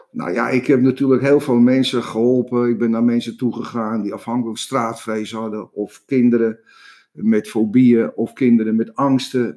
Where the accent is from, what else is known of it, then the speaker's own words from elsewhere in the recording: Amsterdam, North Holland, Netherlands; ik kom uit Amsterdam, uit de Jordaan. Ik ben een, straatjochie.